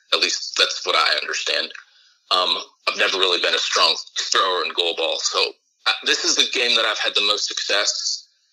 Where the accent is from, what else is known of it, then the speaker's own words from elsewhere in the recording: Dublin, Ohio, United States; I grew up in Dublin, a suburb of Columbus